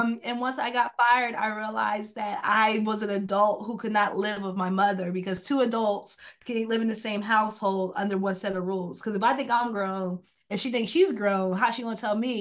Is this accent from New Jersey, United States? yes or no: yes; central and southern New Jersey, United States; also born or lived in Atlantic City, New Jersey / Pleasantville, New Jersey; I am from New Jersey, central and southern New Jersey. So I grew up in Mercer County, Burlington County, spent some time in Atlantic City, Pleasantville area as well.